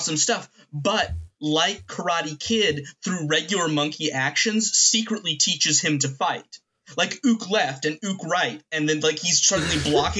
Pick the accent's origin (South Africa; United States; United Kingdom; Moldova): United States; Kentucky